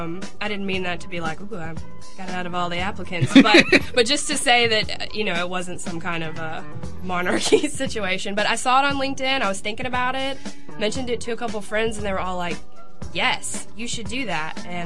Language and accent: English; Hattiesburg, Mississippi, United States; I'm from Hattiesburg.